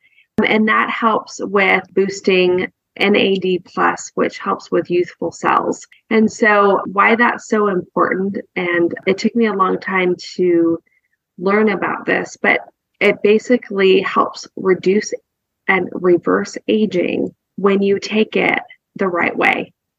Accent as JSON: {"language": "English", "region": "West Coast", "country": "United States", "tie": "born or raised there", "said": "growing up on the West Coast versus where we live now, the South is maybe not as progressive as some of the other coastlines."}